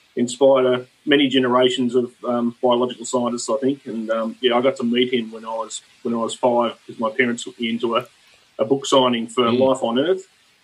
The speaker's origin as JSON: {"language": "English", "town": "Williamstown", "region": "Victoria", "country": "Australia", "tie": "born or raised there", "moved": "as an adult", "lives_now": "Hobart, Australia", "said": "I grew up in Williamstown"}